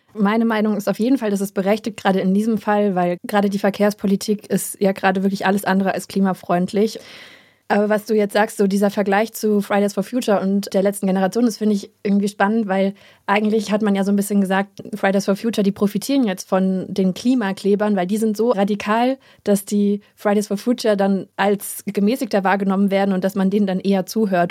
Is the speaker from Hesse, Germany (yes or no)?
yes; Hesse, Germany; wir sind doch beide in Hessen groß geworden